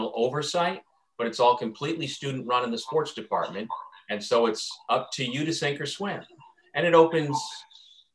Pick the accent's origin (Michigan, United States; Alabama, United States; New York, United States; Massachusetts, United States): New York, United States; Elbridge; I grew up in Elbridge, New York, just outside of Syracuse